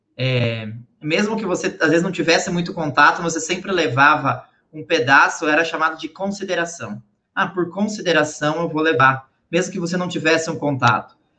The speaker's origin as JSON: {"language": "Portuguese", "town": "Guaraniaçu", "region": "Paraná", "country": "Brazil", "tie": "born or raised there", "moved": "yes", "said": "eu sou natural do interior do Paraná, cidade de Guaraniaçu."}